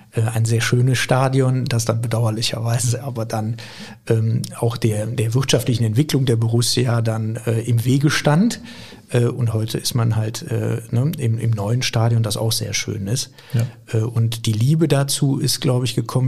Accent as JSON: {"language": "German", "town": "Viersen", "region": "North Rhine-Westphalia", "country": "Germany", "tie": "born or raised there", "said": "ich bin in Viersen geboren, hab dort, äh, bin dort zur Schule gegangen und habe dann Abitur gemacht"}